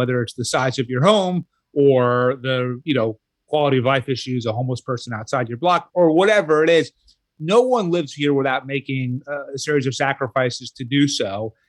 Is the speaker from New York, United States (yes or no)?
yes; New York, United States; That's also an inherent right of being a New Yorker, is complaining about the city.